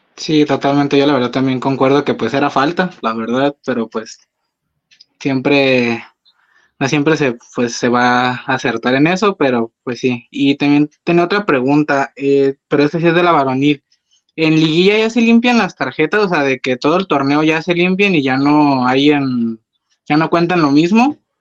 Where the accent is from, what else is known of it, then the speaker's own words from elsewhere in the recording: Guadalajara, Jalisco, Mexico; soy de aquí de Guadalajara